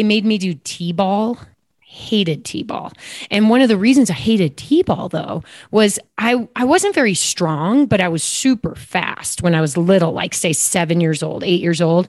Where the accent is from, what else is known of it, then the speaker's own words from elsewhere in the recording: Downers Grove, Illinois, United States; I grew up actually outside of Chicago in a little town called Downers Grove, Illinois